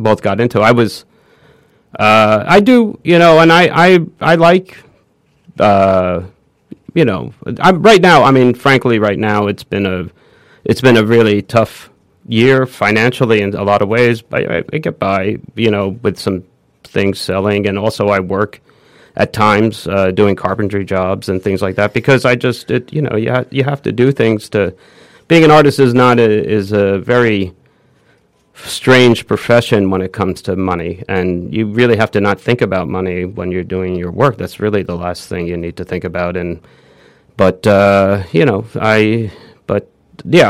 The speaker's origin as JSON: {"language": "English", "town": "New Rochelle", "region": "New York", "country": "United States", "tie": "born or raised there", "also_born_or_lived": "Manhattan, New York", "said": "I was born in Manhattan. We moved to the Westchester. I moved to New Rochelle. I sat in the suburbs."}